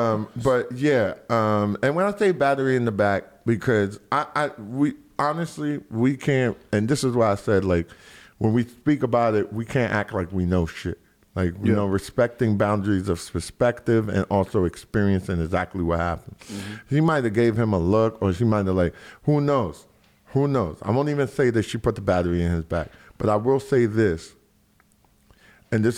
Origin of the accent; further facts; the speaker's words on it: New York City, New York, United States; I'm from Soundview